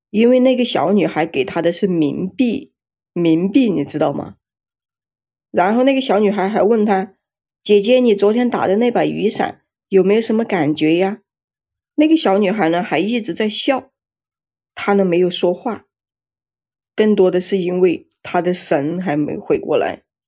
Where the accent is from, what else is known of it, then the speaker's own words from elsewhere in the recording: Jiangxi, China; 最近我们江西这边吧，天天都是下雨